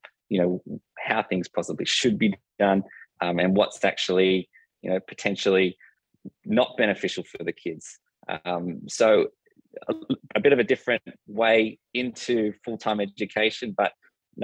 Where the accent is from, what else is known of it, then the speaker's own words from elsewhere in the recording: Cronulla, New South Wales, Australia; I grew up in Cronulla, which is a southern town of Sydney, on the shores